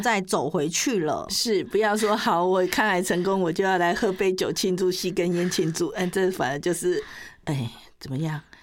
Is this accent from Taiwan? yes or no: yes; Taiwan; 我们台湾人又爱美